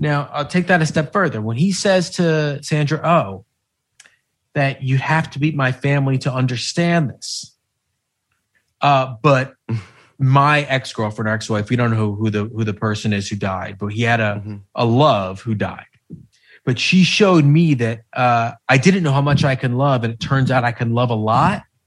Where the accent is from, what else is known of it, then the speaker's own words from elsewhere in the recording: United States; as an American